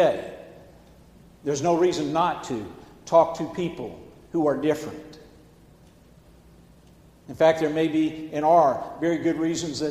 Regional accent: the South, United States; I grew up in the South

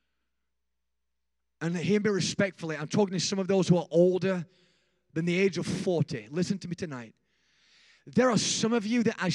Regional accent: Rotherham, Yorkshire and the Humber, United Kingdom; I started on the streets of my hometown in a place called Rotherham, England.

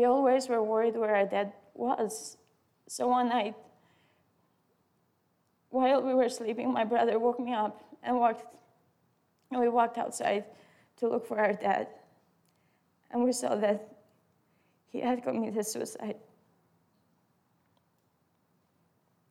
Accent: Albania; English is a second language; moved away; I grew up in Albania, and for the most part, I lived with my parents and my siblings.

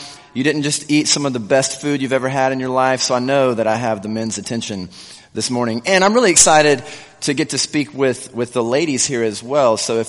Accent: South Carolina, United States; I grew up in South Carolina. And so I talked to a few people, and I think the accent that I used to have has gone away somewhat.

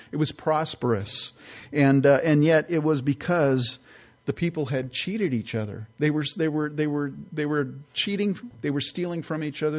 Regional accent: California, United States; moved away; also born or lived in San Francisco Bay Area; I grew up in California

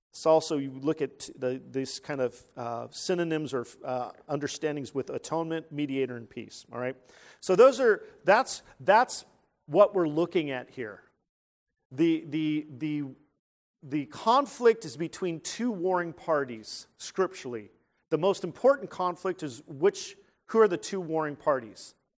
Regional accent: San Jose, California, United States; moved away; the Winchester Mansion in San Jose, California. That's where I'm from

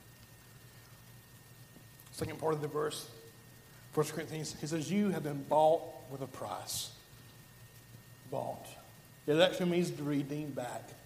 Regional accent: Alabama, United States; I'm from Alabama

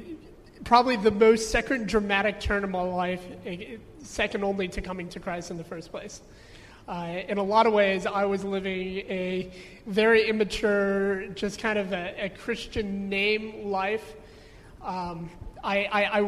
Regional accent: United States; Growing up in America

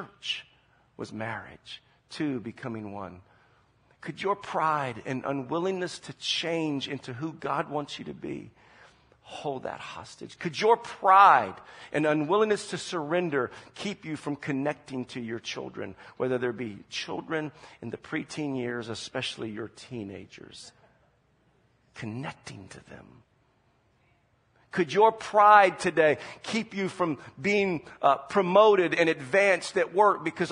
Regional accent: Charleston, South Carolina, United States; moved away as an adult; also born or lived in Omaha, Nebraska; now in San Jose, United States; we're originally from Charleston, South Carolina, and that's where we spent most of our life, except for a little bit of time in Omaha, Nebraska

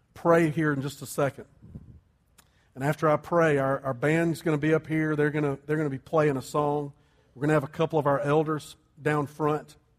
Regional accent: Columbia, South Carolina, United States; also born or lived in New Orleans; I grew up in Columbia. Sherry grew up here. We had lived in South Carolina our whole lives

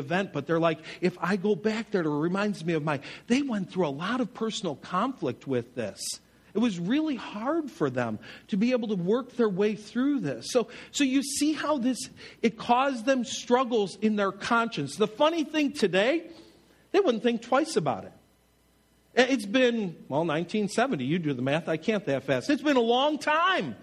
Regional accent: Buffalo, New York, United States; I'm from Buffalo

